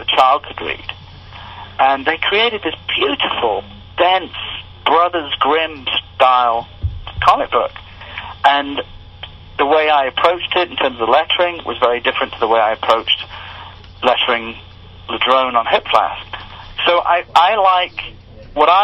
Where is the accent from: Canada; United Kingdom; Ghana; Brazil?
United Kingdom; England; now in United States; I grew up in England